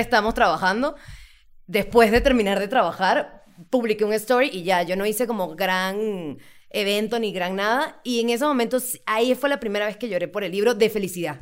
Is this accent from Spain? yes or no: no; Venezuela; moved away as an adult; now in Mexico; soy de Venezuela